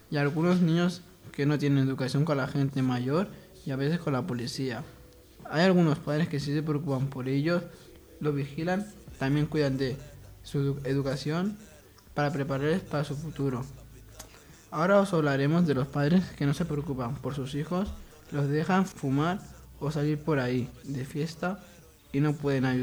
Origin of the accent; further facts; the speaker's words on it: Algeria; yo tengo 15 años. Yo soy de Argelia